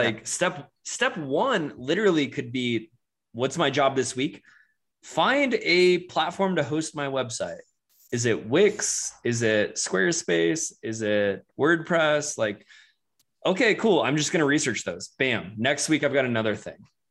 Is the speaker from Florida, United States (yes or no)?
yes; Florida, United States; also born or lived in Charleston, South Carolina; now in Denver, United States; I grew up in Florida